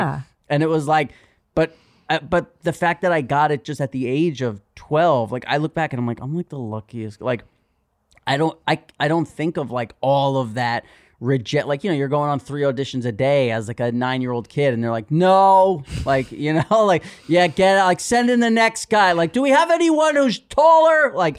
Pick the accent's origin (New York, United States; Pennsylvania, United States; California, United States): New York, United States; New York City; It's another thing about growing up in New York City.